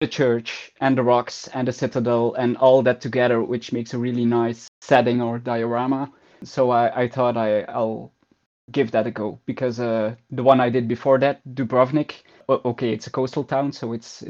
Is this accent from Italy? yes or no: no; Ghent, Flanders, Belgium; I started actually with the idea of building part of my hometown, so part of Ghent.